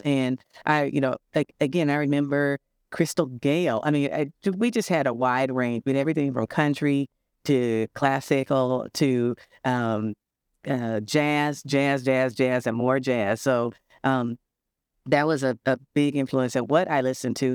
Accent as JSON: {"language": "English", "town": "St. Louis", "region": "Missouri", "country": "United States", "moved": "yes", "lives_now": "Milwaukee, United States", "said": "I'm originally from Saint Louis."}